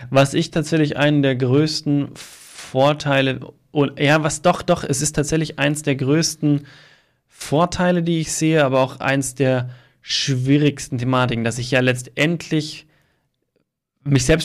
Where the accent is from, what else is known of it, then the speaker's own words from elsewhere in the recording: Starnberg, Bavaria, Germany; In meiner Heimatstadt Starnberg, Amtsleitung Stadtbauamt.